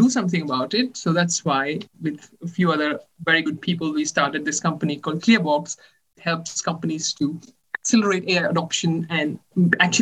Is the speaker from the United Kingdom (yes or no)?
no; India; moved away as an adult; also born or lived in Chennai, India / Netherlands / Maryland, United States / Germany; now in Italy; I'm originally from India. I did my bachelor's in mechanical engineering in the College of Engineering, Guindy in Chennai